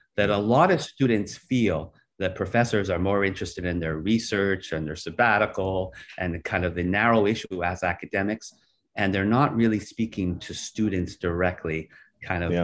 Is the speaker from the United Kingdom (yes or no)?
no; Canada; I'm from Canada